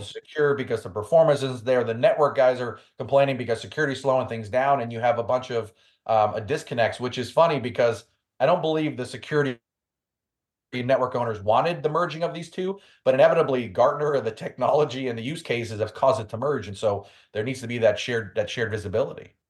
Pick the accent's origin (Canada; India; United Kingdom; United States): United States; New York City, New York; I'm from New York City